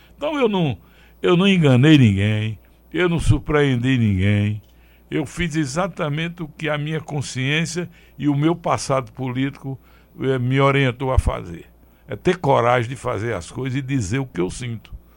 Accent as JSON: {"language": "Portuguese", "town": "Afogados da Ingazeira", "region": "Pernambuco", "country": "Brazil", "tie": "born or raised there", "said": "a minha terra, afogada da Engazeira"}